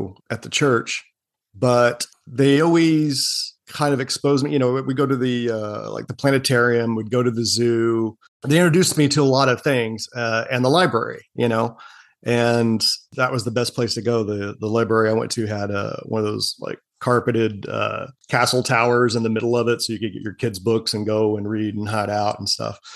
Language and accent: English; Oklahoma City, Oklahoma, United States; accent: Okie; moved away; also born or lived in San Antonio, Texas; I was born and raised in Oklahoma City. So you'll get a little bit of an Okie accent, even though I haven't been back there in a few decades